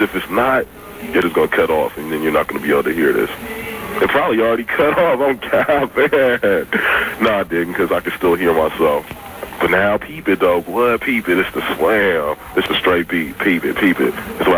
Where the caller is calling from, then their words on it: Oakland, California, United States; I'm calling from Oakland, though.